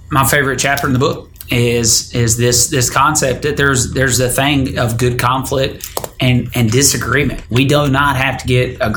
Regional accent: Detroit, Michigan, United States; I went to my hometown this week. Detroit. Detroit

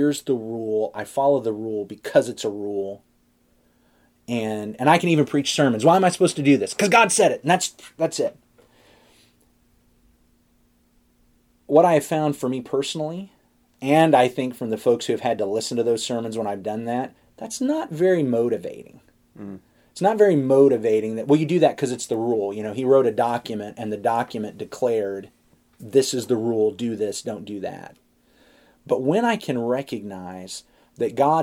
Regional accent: United States; I'm an American

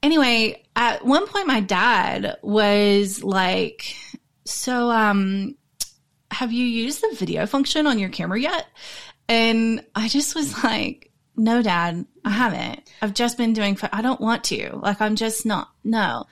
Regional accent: the South, United States; moved away as an adult; now in Australia; I grew up in America. I grew up in the South. And then I moved to Australia when I was 21 years old

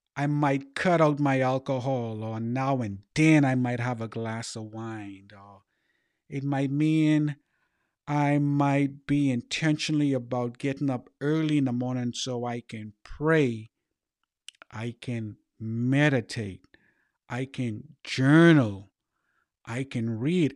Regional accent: Bahamas; growing up in the Bahamas, I had a name called …

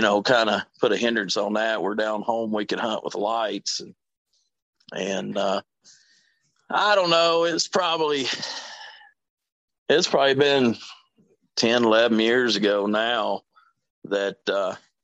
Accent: the mountains of Virginia, United States; moved away as an adult; now in Wisconsin, United States; I grew up in Virginia. I'm from the mountains of Virginia

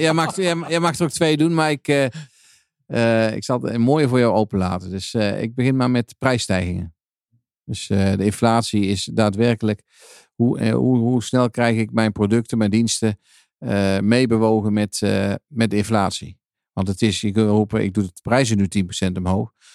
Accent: Netherlands; als, uh, als Nederlanders zijnde

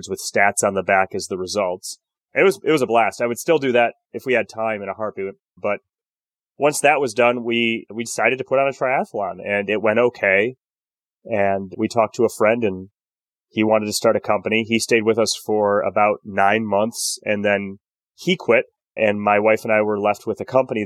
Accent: Michigan, United States; I grew up in Michigan

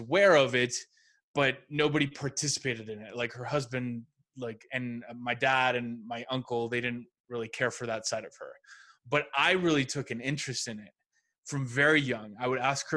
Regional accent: Mexico; I grew up in Mexico

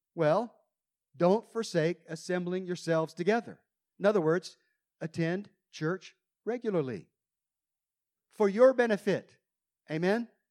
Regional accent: United States; I came all the way from America

